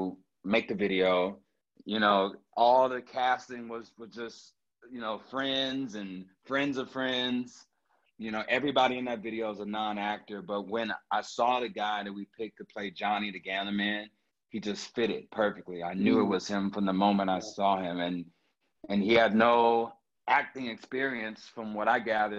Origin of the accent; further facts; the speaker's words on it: Houston, Texas, United States; growing up in Houston, growing up in Texas